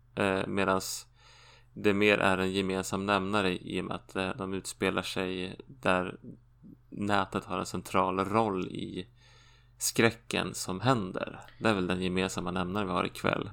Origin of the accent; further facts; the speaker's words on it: Sweden; jag som svensk